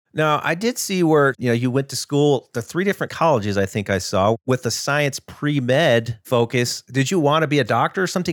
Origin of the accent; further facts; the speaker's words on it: Ohio, United States; I grew up in Ohio